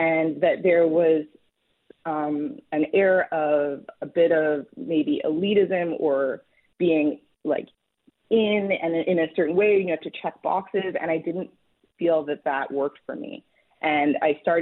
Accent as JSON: {"language": "English", "town": "Montreal", "region": "Quebec", "country": "Canada", "tie": "born or raised there", "also_born_or_lived": "Washington", "moved": "as an adult", "said": "I grew up in Canada. I'm from Montreal"}